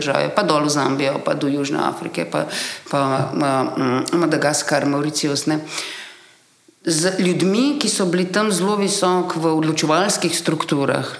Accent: Slovenia; izhajajoče iz Slovenije, iz bivše Jugoslavije

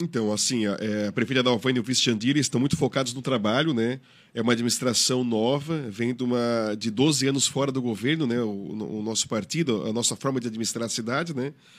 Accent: Brazil; sou de Sara, morador de Sara, nascido em Sara

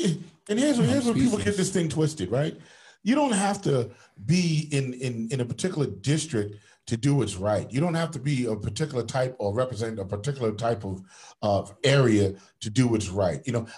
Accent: New York City, New York, United States; because I'm from Queens

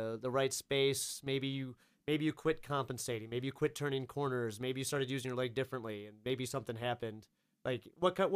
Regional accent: Cleveland, Ohio, United States; we're from Cleveland

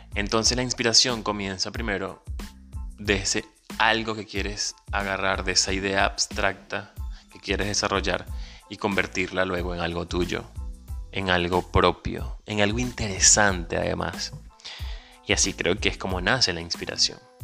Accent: Venezuela; moved away as an adult; also born or lived in Caracas; Soy un venezolano, emigrante, ciudadano del mundo y un soñador.

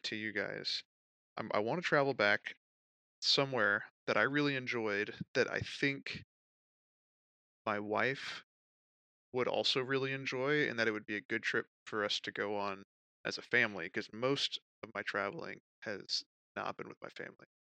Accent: United States; as an American

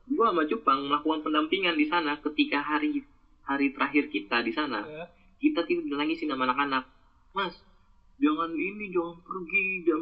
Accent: Bekasi, West Java, Indonesia; dia baru tahu kalau misalnya gue orang Bekasi bukan orangnya orang Jawa anjir.

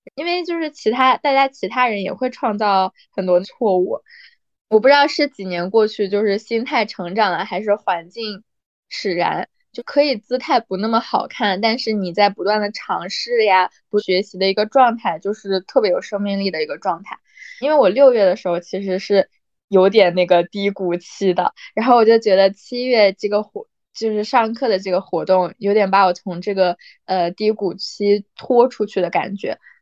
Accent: China; moved away; 我记得我之前在国内的时候有上那个拳击课

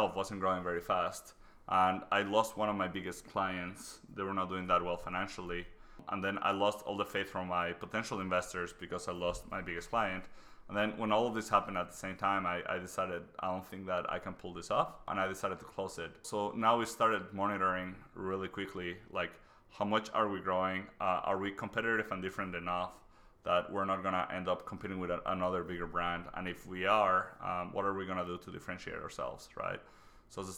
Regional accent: Mexico City, Mexico; moved away as an adult; also born or lived in Waterloo, Canada; now in Canada; I was born in Mexico City. I came to Canada 10 years ago

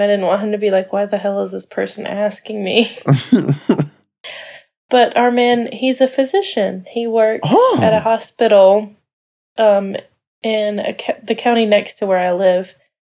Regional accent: United States; I'm your American

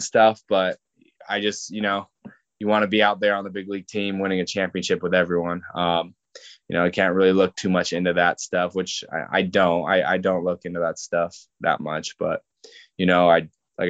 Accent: Southern California, United States; moved away as an adult; now in Texas, United States; I grew up in Southern California

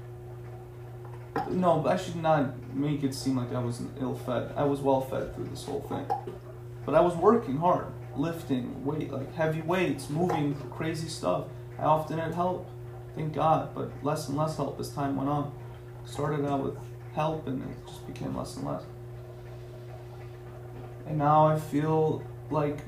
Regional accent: United States; also born or lived in Tehran, Iran; I was reborn in America, right? I was raised in America

